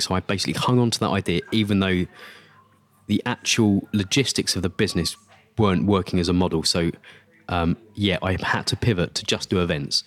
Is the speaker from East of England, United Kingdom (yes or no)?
yes; Essex, East of England, United Kingdom; I grew up in Essex